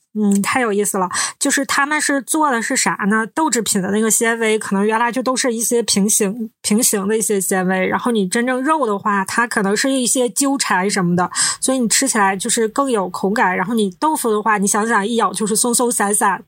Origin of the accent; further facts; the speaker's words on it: Northeast China, China; 我们是三个来自东北的ladies